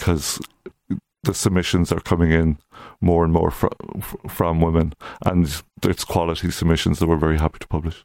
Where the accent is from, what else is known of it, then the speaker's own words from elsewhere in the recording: County Louth, Leinster, Ireland; moved away; also born or lived in Coleraine, Northern Ireland; I'm from County Louth originally